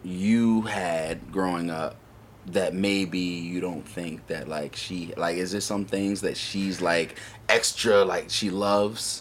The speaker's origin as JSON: {"language": "English", "town": "Richmond", "region": "Virginia", "country": "United States", "moved": "as an adult", "said": "I'm from Richmond. Okay, 804 all day"}